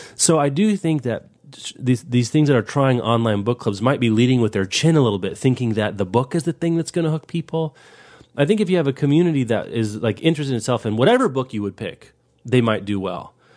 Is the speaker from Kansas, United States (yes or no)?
yes; Kansas, United States; I grew up in Kansas